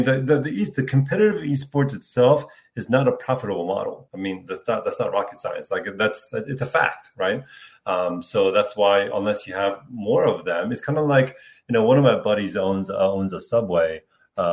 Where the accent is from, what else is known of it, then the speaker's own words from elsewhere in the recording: Philadelphia, Pennsylvania, United States; moved away; I grew up in Philadelphia